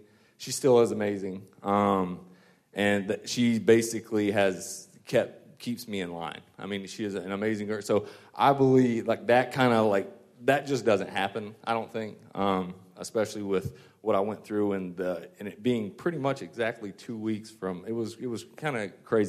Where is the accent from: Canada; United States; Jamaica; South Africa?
United States; Westminster, South Carolina; I grew up near Clemson in Westminster, South Carolina, right outside